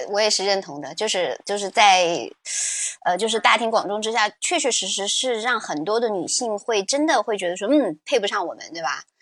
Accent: China; 对我们中国人来说

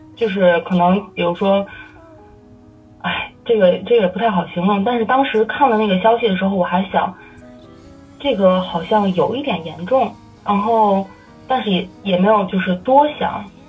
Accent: Tianjin, China; now in Berlin, Germany; 我们天津人

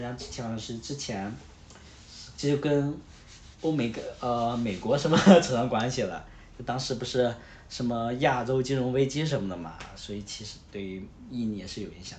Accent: northern China, China; 我是北方人

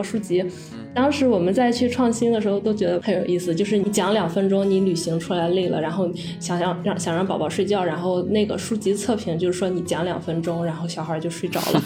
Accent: Linyi, Shandong, China; also born or lived in Qingdao; 我们老家是临沂的

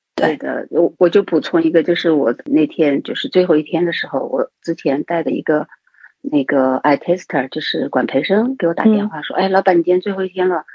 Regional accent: Chengdu, Sichuan, China; moved away as an adult; also born or lived in Kunming / Shanghai; 我是土生土长的成都人

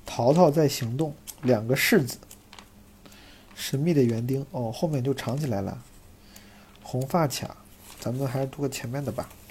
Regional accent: Zhengzhou, Henan, China; moved away; 我那天回老家，回郑州

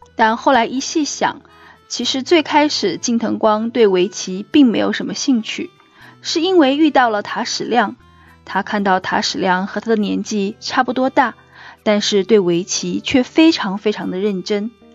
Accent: Hubei, China; now in Singapore; 我们家是湖北人

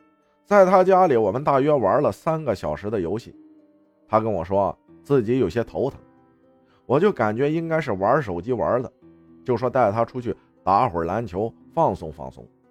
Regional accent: Shandong, China; 我是一个山东人，可能一些句子大家会听不懂，所以理解一下。

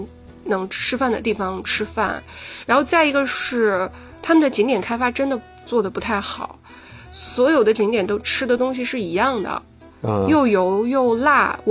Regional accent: Shanghai, China; 我我肯定是。上海人了

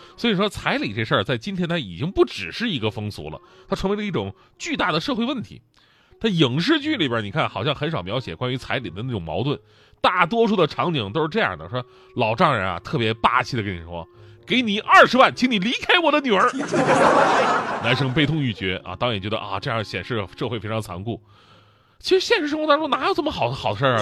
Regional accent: Changchun, Jilin, China; 我们的老家，我觉得长春也算是

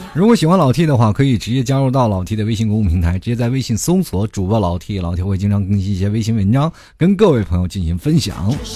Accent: China; 我们中国人其实研究经济并不是很透彻

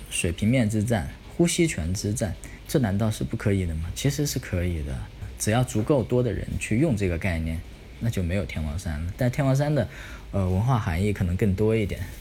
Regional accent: China; 我们是中国人，我们是汉族

